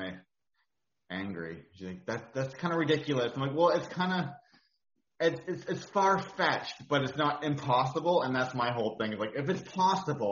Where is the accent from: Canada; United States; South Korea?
Canada; Sooke, British Columbia; I'm from Sooke, BC